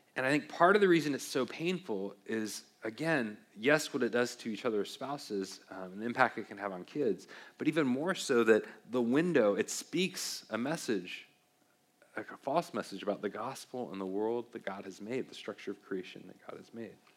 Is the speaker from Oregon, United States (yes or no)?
yes; Beaverton, Oregon, United States; I grew up in Beaverton, Oregon, home or near Beaverton, home of uh, the Nike factory, and grew up with Nike all around